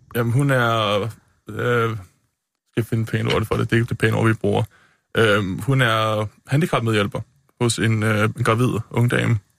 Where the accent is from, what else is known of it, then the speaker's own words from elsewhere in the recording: Klemensker, Bornholm, Capital Region of Denmark, Denmark; moved away; Jeg er født og opvokset på Bornholm, ja.